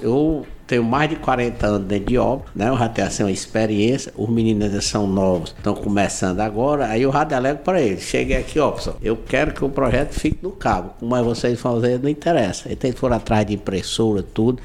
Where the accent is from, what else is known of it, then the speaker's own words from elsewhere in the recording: Guaramiranga, Ceará, Brazil; also born or lived in Fortaleza; eu sou de Guaramiranga, né? Eu nasci em Guaramiranga, viemos morar em Fortaleza